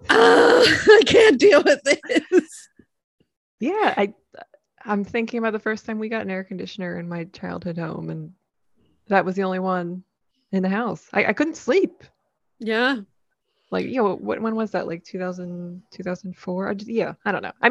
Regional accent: New Jersey, United States; Hi, I'm an LPC from Pennsylvania, transplant from South Jersey.

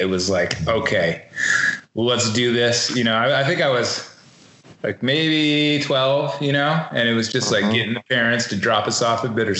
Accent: Midwest, United States; You know, looking back, I really appreciate growing up in the Midwest.

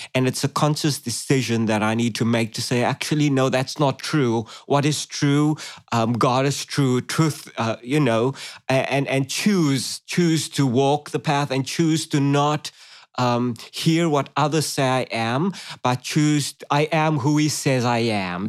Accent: Cape Town, Western Cape, South Africa; moved away as an adult; now in Australia; I grew up in South Africa, Cape Town, South Africa, beautiful city. Uh, I spent the first 25 years of my life there.

